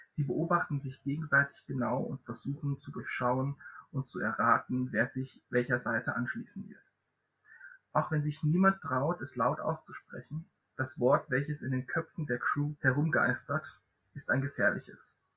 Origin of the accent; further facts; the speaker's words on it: Southern Germany, Germany; Ich komme auch aus Süddeutschland, aus einem anderen Ecke von Süddeutschland